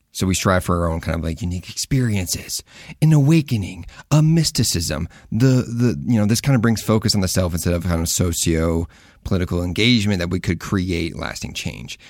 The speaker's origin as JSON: {"language": "English", "region": "Midwest", "country": "United States", "tie": "born or raised there", "said": "I grew up in the Midwest"}